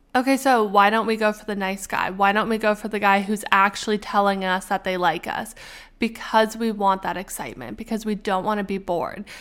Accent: Canada; we are Canadian

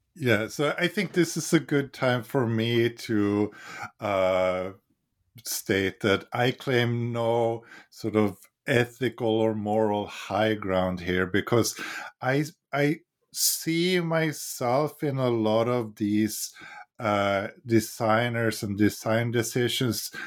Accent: Sweden; now in United States; I'm from Sweden

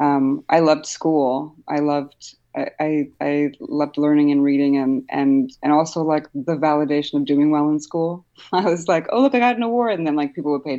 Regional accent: Newark, New Jersey, United States; born or raised there; also born or lived in Poland / Hoboken

